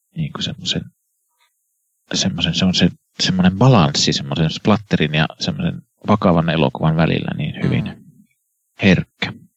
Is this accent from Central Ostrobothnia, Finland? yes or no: yes; Kannus, Central Ostrobothnia, Finland; minun koti- kotikaupungissani Kannuksessa